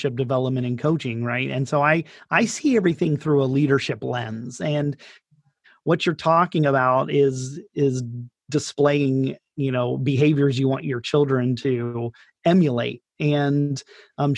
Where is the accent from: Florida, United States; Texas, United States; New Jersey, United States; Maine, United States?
Florida, United States; Daytona Beach; moved away as an adult; also born or lived in Northern Italy; now in Italy; I'm from Daytona Beach, and I grew up there